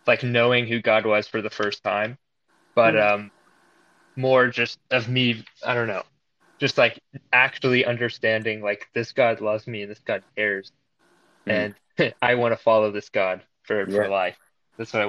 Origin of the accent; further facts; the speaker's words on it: Boerne, Texas, United States; I'm from Boerne, Texas, which is near San Antonio